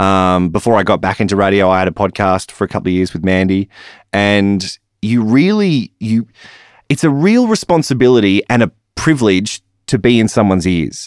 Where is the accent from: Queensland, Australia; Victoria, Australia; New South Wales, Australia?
New South Wales, Australia; Newcastle; moved away as an adult; also born or lived in Alice Springs; I was born in Newcastle